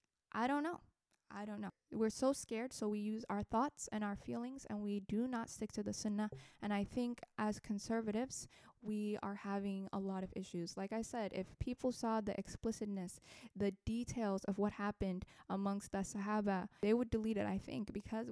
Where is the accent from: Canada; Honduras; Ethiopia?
Ethiopia; English is a second language; now in United States; I'm from Ethiopia